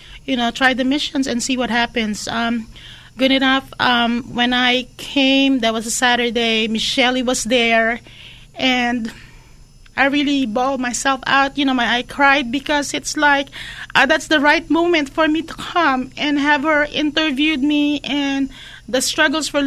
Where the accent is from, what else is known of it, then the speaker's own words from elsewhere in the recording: Sacramento, California, United States; now in San Francisco Bay Area, United States; I'm from Sacramento